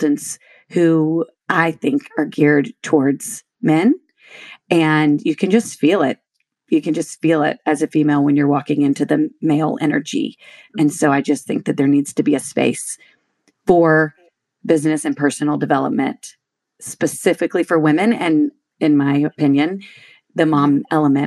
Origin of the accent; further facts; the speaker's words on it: Shreveport, Louisiana, United States; moved away as an adult; also born or lived in Austin, Texas; I grew up in Shreveport, Louisiana.